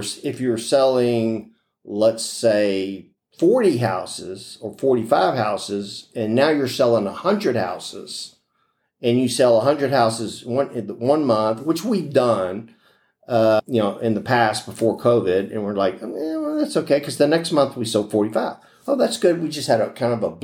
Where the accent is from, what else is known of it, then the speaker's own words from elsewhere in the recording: Houston, Texas, United States; also born or lived in Pecos, Texas / Lubbock, Texas / Corpus Christi, Texas; I grew up in Houston. I was born in Pecos